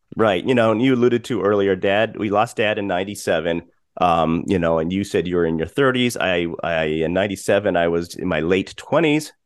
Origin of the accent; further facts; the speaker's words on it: Colorado, United States; we grew up in Colorado, but Dad was from Pittsburgh.